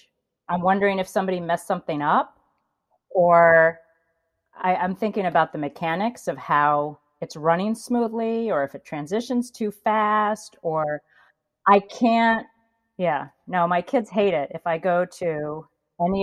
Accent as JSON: {"language": "English", "town": "Ithaca", "region": "New York", "country": "United States", "tie": "born or raised there", "said": "I grew up in Ithaca, New York."}